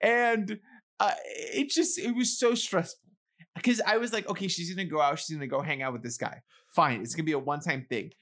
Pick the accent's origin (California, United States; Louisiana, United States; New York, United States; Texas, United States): New York, United States; New York City; growing up in the Bronx around other Hispanics, I'm Hispanic